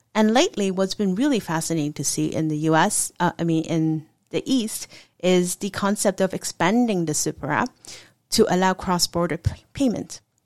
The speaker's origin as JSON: {"language": "English", "country": "Hong Kong", "tie": "born or raised there", "moved": "yes", "lives_now": "United States", "said": "I was actually born and raised in Hong Kong"}